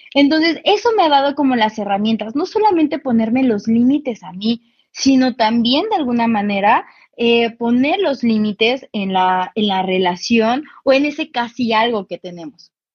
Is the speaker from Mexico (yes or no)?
yes; Cuernavaca, Morelos, Mexico; yo soy de Cuernavaca